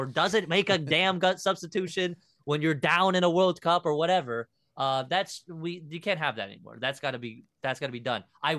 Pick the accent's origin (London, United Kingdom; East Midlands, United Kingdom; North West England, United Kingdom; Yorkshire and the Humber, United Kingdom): North West England, United Kingdom; Liverpool; born there; I was born in Liverpool, bro.